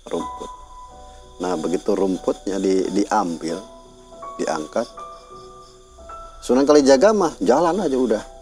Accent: Java, Indonesia; ya kalau saya orang Jawa

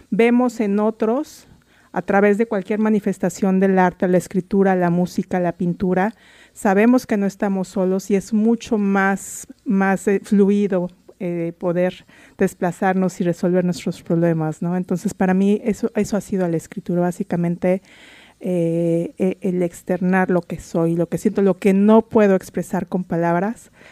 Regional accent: Mexico City, Mexico; now in Seattle, United States; soy inmigrante antes que nada, soy de la Ciudad de México, llegué a vivir aq

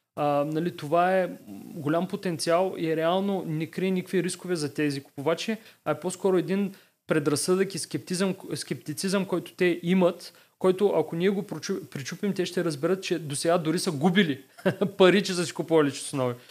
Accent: Varna, Varna Province, Bulgaria; аз съм от Варна и тогава в а, него период бях във Варна

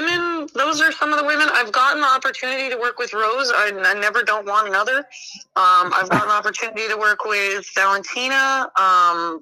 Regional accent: Denver, Colorado, United States; those are my friends from home, man. I'm from Denver.

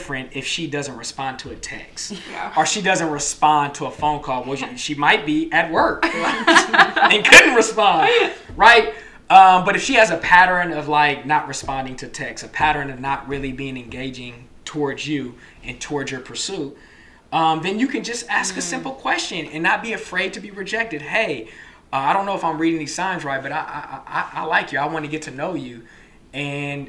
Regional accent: Bay Area, California, United States; now in Sacramento, United States; I'm originally from the Bay Area

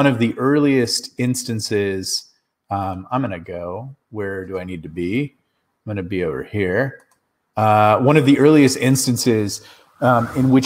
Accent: Southern California, United States; I grew up in Southern California.

